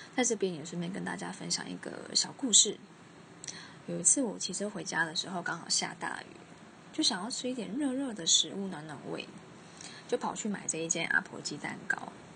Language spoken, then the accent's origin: Chinese; southern Taiwan, Taiwan; 我们南部人